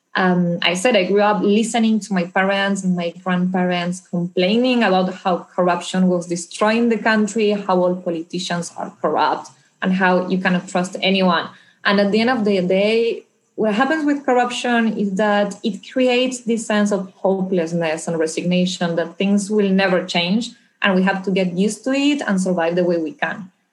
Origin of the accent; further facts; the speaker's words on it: Argentina; moved away; I'm originally from Argentina, where I grew up and then became a lawyer.